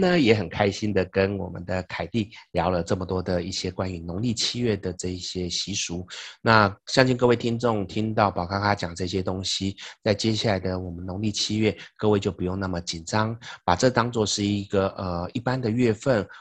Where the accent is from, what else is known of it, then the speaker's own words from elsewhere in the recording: Taiwan; 我们台湾人